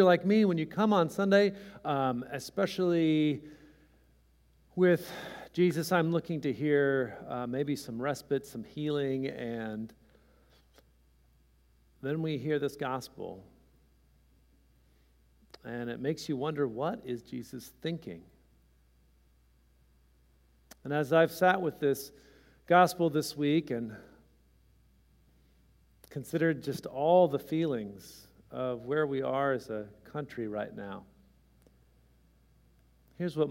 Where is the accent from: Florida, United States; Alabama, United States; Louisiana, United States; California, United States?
California, United States; born or raised there